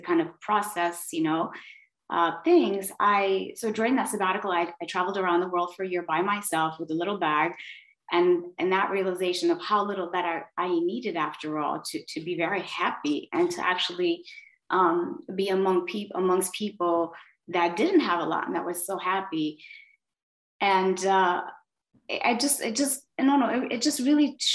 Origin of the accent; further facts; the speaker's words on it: Miami, Florida, United States; moved away as an adult; also born or lived in south of Spain; now in Spain; I'm from Miami